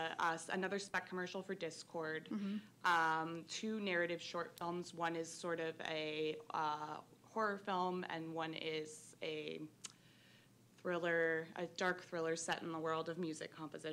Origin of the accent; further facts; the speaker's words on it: Half Moon Bay, California, United States; moved away as an adult; now in San Francisco, United States; I'm from Half Moon Bay. I moved here to San Francisco in 2016.